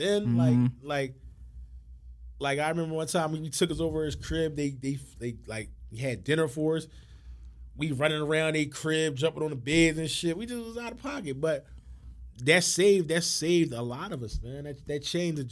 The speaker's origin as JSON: {"language": "English", "town": "Philadelphia", "region": "Pennsylvania", "country": "United States", "tie": "born or raised there", "said": "growing up in Huntington Park"}